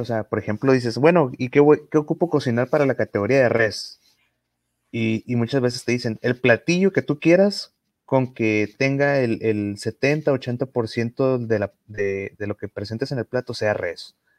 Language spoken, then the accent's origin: Spanish; northern Mexico, Mexico; como norteños